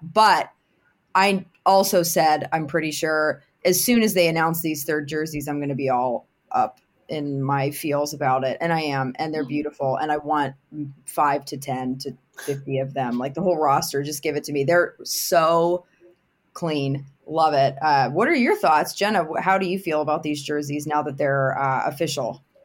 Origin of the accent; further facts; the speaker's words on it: Pittsburgh, Pennsylvania, United States; I'm obviously born and bred in Pittsburgh